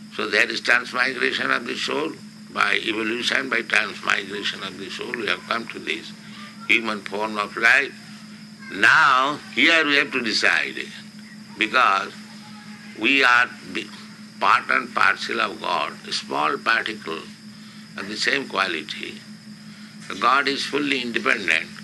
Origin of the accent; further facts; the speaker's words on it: India; I am an Indian, poor Indian.